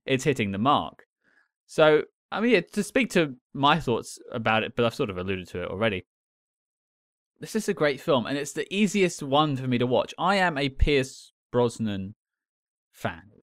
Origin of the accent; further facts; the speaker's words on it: London, United Kingdom; As a Londoner